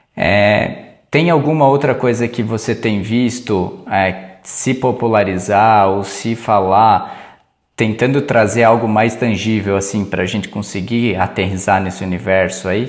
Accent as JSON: {"language": "Portuguese", "country": "Brazil", "said": "a gente como brasileiro, com o nosso perfil assim"}